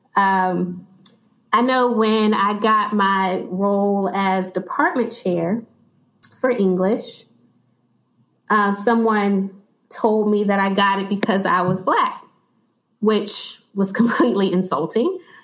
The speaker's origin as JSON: {"language": "English", "town": "Chesterfield", "region": "Virginia", "country": "United States", "tie": "born or raised there", "said": "I've actually been in Chesterfield all of my life"}